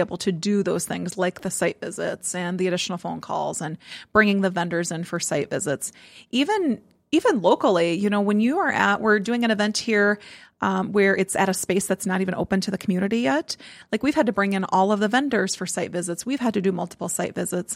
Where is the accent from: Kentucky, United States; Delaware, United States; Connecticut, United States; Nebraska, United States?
Nebraska, United States; moved away; I'm from Nebraska